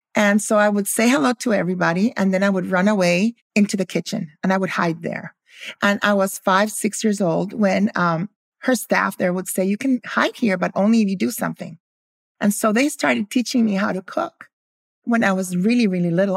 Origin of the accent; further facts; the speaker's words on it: Guatemala; also born or lived in Philadelphia, United States; I grew up in Guatemala